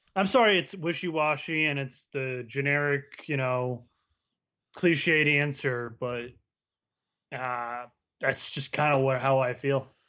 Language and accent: English; Pennsylvania, United States; I grew up in Pennsylvania